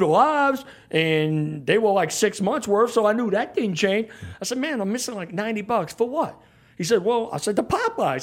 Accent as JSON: {"language": "English", "town": "New Orleans", "region": "Louisiana", "country": "United States", "tie": "born or raised there", "moved": "as an adult", "lives_now": "Baton Rouge, United States", "said": "somebody who was born and raised down there"}